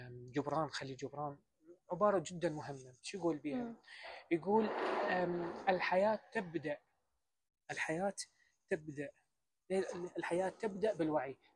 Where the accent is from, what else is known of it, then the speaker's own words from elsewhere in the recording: Iraq; السلام عليكم … من العراق